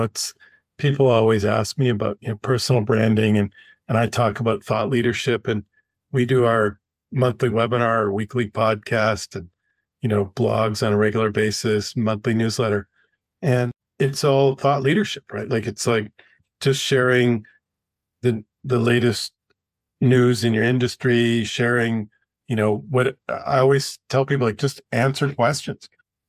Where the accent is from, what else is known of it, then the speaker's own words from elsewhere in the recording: Canada; moved away as an adult; now in United States; I came from Canada and had a very, very limited network down here.